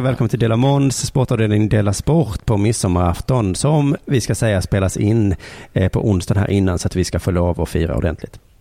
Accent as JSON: {"language": "Swedish", "country": "Sweden", "said": "vi svenskar"}